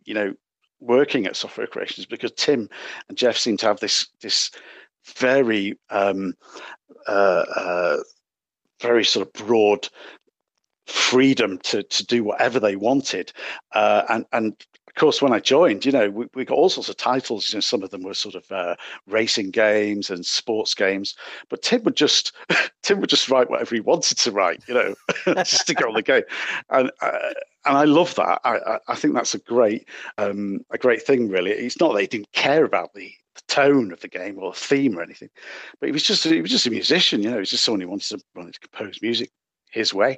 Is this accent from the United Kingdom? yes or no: yes; Manchester, North West England, United Kingdom; I'm from Manchester, England.